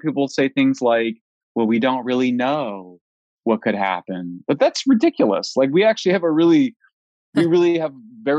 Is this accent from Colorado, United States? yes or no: yes; Colorado, United States; I'm from Colorado. We have much higher radiation than other states